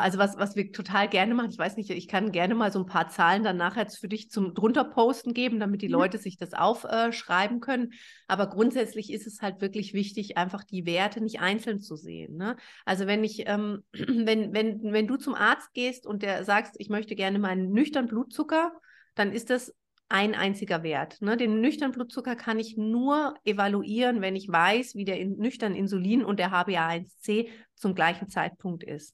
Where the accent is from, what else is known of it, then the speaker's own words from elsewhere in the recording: Germany; ich bin äh, Deutsche